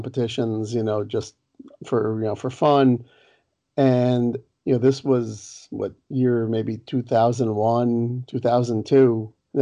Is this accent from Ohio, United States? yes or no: no; Los Angeles, California, United States; I grew up down in Los Angeles